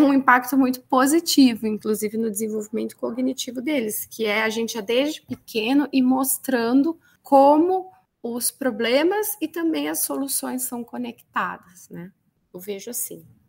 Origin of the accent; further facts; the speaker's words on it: Rio Grande do Sul, Brazil; eu sou aqui do Rio Grande do Sul